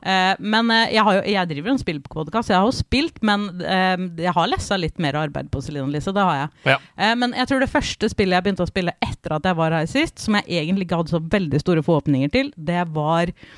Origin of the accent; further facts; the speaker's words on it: Fredrikstad, Østfold, Norway; fra Fredrikstad